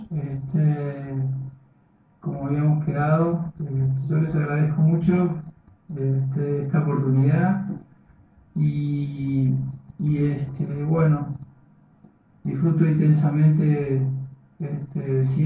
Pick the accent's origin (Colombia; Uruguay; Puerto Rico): Uruguay; yo soy, yo soy uruguayo